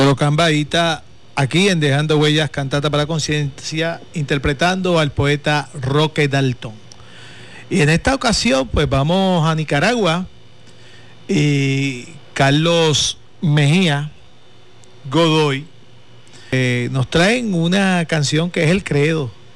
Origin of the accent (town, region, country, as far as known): Puerto Rico